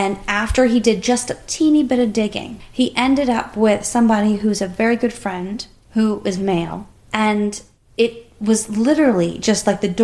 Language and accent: English; United States; we've lived our life as an American culture